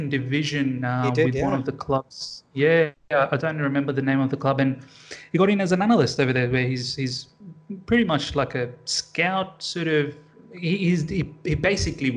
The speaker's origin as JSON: {"language": "English", "town": "Sydney", "region": "New South Wales", "country": "Australia", "tie": "born or raised there", "said": "I want to support probably Sydney FC, because that's my hometown"}